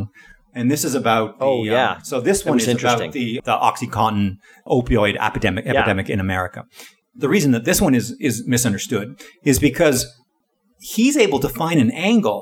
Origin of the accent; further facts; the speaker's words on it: Southwestern Ontario, Canada; We grew up in Southwest Ontario in the general area